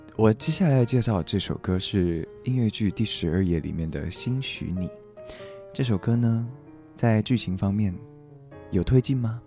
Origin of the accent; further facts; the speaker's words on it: Taiwan; first language Taiwanese Hokkien; 我是一个台湾人